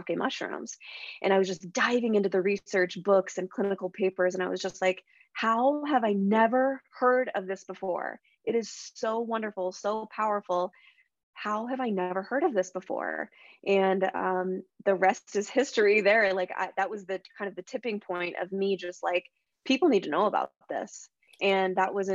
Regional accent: Spokane, Washington, United States; also born or lived in Seattle; I moved back home to my hometown of Spokane, Washington

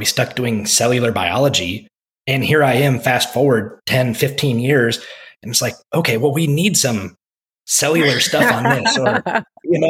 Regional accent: Iowa, United States; moved away as an adult; also born or lived in Texas; now in Keller, United States; my home state of Iowa

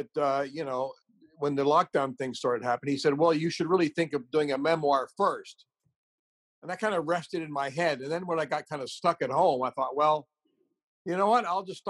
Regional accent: Beirut, Beirut Governorate, Lebanon; starting in the Middle East and growing up in Beirut and all that sort of thing

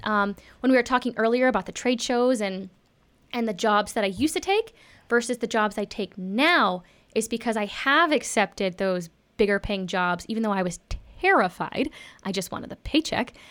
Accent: Texas, United States; I grew up in Texas

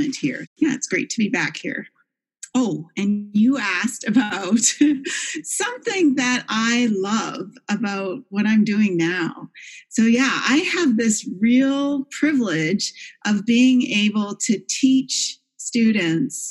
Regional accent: Canada; moved away as an adult; also born or lived in Kingston, Ontario / Toronto, Canada; now in Grand Rapids, United States; I come from Canada

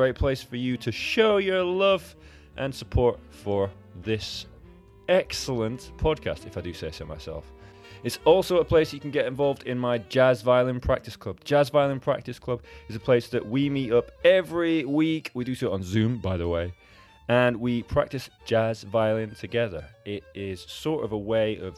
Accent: Edinburgh, Scotland, United Kingdom; I am sort of from Scotland. I grew up in Edinburgh and I'm half Scottish.

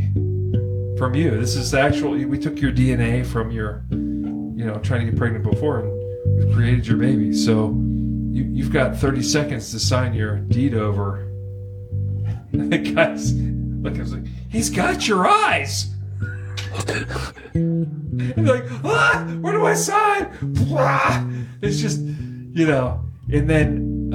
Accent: Pittsburgh, Pennsylvania, United States; Born and raised in Pittsburgh

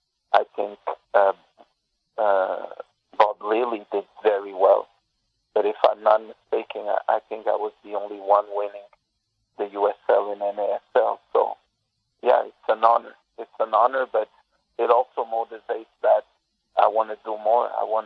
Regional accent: Canada; Being Canadian, born in Canada, Phil is in the top three.

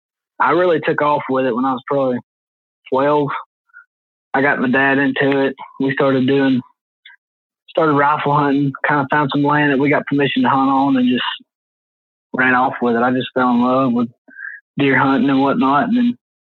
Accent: Dalton, Georgia, United States; I'm from Dalton, Georgia

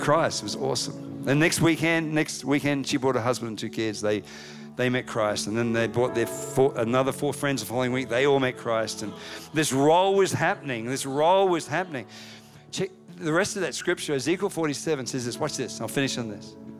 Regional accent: Australia; moved away as an adult; now in United States

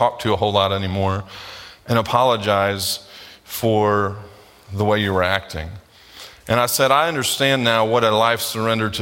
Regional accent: United States; we as American Christians

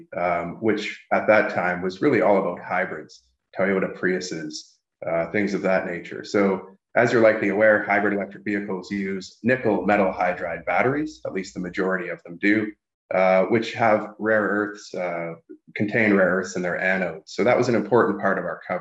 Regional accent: Sudbury, Ontario, Canada; now in Toronto, Canada; I'm based in the Toronto area, close to my hometown of Sudbury, Ontario, which is a major nickel mining

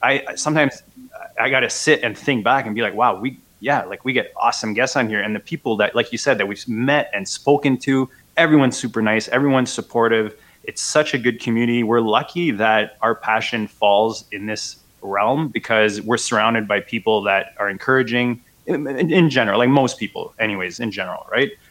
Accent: Canada; as a Canadian

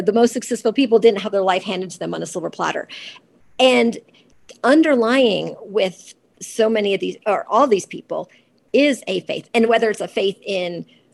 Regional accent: Georgia, United States; I grew up in Georgia.

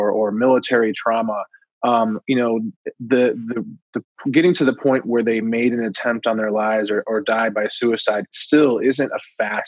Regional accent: Coral Springs, Florida, United States; I grew up in Coral Springs, Florida, which is right on the border with Parkland

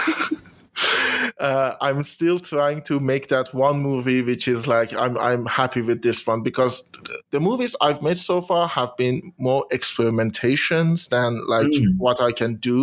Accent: Iran; first language Persian; English is a second language; I find speaking in English, expressing myself in English, actually kind of easier than in Persian, which might show a great deal of dissonance with my home country.

